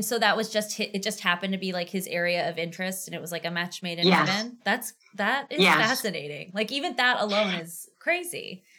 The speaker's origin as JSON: {"language": "English", "town": "Auburn", "region": "Massachusetts", "country": "United States", "tie": "born or raised there", "said": "I grew up in Auburn"}